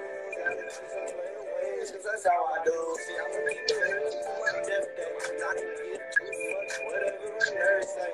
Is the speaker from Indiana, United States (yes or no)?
no; Vallejo, California, United States; I'm from Central Vallejo, Millersville, California